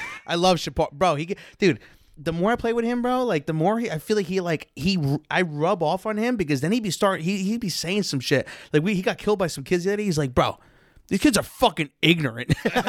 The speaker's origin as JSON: {"language": "English", "town": "Chicago", "region": "Illinois", "country": "United States", "said": "I'm from Fuller Park and shit."}